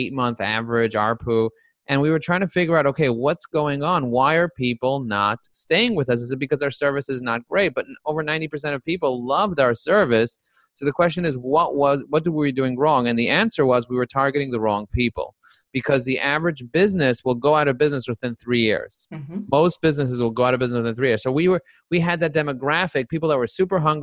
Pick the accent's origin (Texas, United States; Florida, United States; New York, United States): New York, United States; I'm a New Yorker